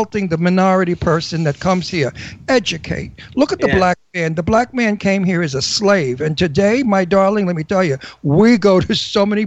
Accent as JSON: {"language": "English", "town": "New York City", "region": "New York", "country": "United States", "tie": "born or raised there", "said": "I'm a New Yorker"}